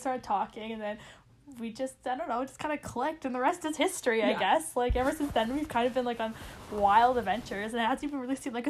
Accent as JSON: {"language": "English", "country": "Canada", "said": "we're two best friends from Canada, currently in university taking business."}